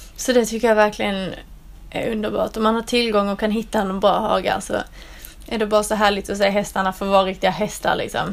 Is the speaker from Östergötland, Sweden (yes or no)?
no; southern Skåne, Sweden; moved away as an adult; now in England; Det där jag kommer från nere i södra Skåne, det är liksom platt som en pannkaka.